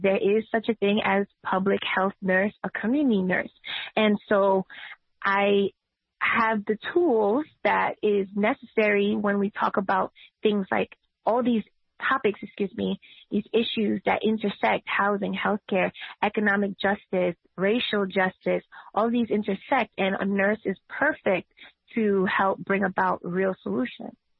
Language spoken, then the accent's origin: English; New York City, New York, United States; I've been a tenant activist since I was 16 when I was organizing on Myrtle Avenue in Brooklyn